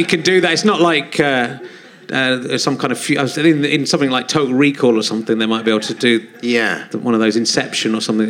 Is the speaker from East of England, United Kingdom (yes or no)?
no; Yorkshire and the Humber, United Kingdom; born or raised there